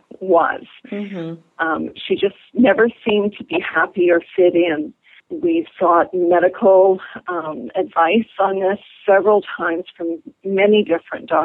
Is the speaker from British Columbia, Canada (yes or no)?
no; Sault Ste. Marie, Ontario, Canada; moved away as an adult; now in Toronto, Canada; I'm from a small town in northern Ontario called Sault Ste. Marie, and I grew up normally